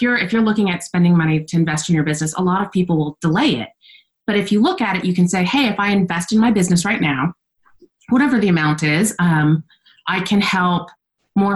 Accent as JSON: {"language": "English", "region": "Texas", "country": "United States", "said": "I'm from Texas"}